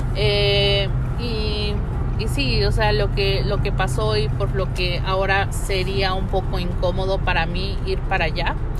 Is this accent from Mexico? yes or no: yes; Mexico; moved away